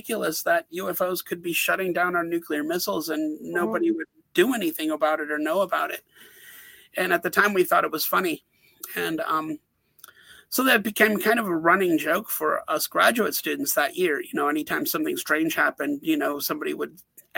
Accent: Wisconsin, United States; moved away as an adult; also born or lived in Bozeman, Montana / Albany, New York; I grew up in Wisconsin, and I moved to Montana

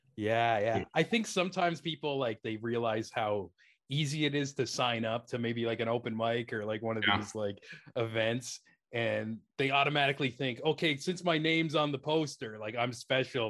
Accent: Canada

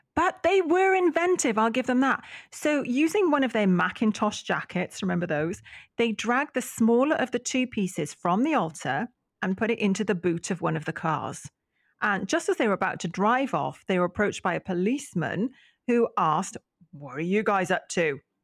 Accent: Welsh, Wales, United Kingdom; as a Welsh lass

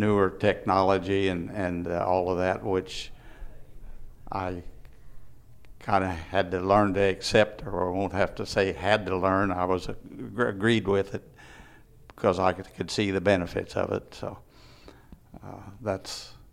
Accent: Vanderburgh County, Indiana, United States; also born or lived in Gibson County, Indiana; I grew up in Vandenberg County, but it was in 1963, about 60 years ago, that we relocated into Gibson County

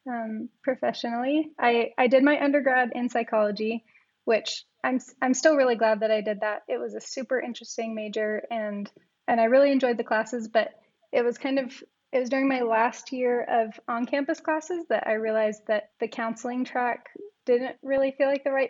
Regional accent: Alaska, United States; now in Provo, United States; I grew up in Alaska, sort of, with you guys. But I also moved around a bit before that because my family was military. But now I'm in Provo, Utah

